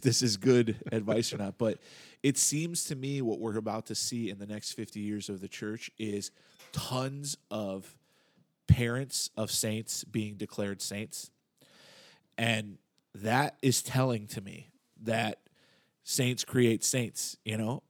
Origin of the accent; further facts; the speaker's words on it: United States; I'm thoroughly American, you know, and have been, you know, raised in this way